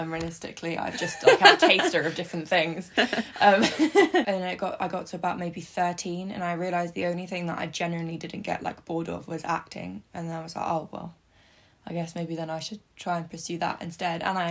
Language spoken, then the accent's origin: English; Eastbourne, South East England, United Kingdom; I'm from Eastbourne, which is south of England